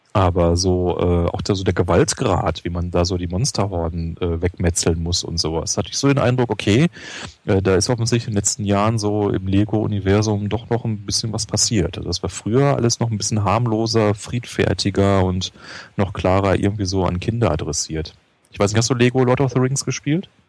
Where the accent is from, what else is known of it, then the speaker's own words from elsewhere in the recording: Ruhr area, North Rhine-Westphalia, Germany; also born or lived in Göttingen; now in Berlin, Germany; Ich komme ja aus dem Ruhrpott